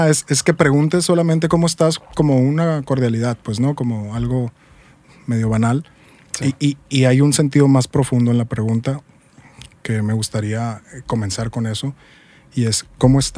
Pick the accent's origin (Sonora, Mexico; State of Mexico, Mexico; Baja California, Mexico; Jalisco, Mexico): Sonora, Mexico; Hermosillo